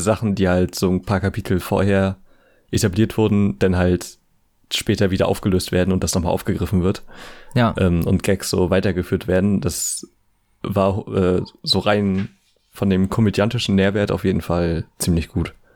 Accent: ten minutes from Bad Kleinen, Mecklenburg-Vorpommern, Germany; Bad Klein halt äh, quasi so zehn Minuten von meiner Heimat entfernt ist

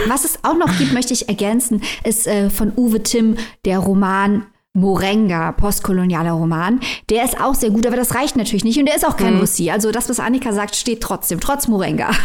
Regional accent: Germany; wir als Deutsche

